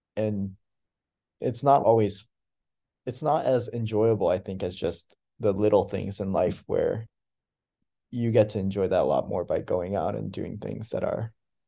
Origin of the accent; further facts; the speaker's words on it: Troy, United States; And yeah, and I think growing up in Troy, I always thought you and everybody was, I think I lived a little bit of a different experience, not that different, but there wasn't any Japanese speakers.